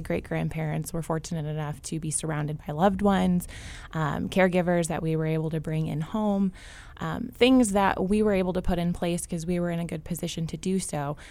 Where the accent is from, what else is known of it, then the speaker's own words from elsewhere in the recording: Champaign, Illinois, United States; I am born and raised in Champaign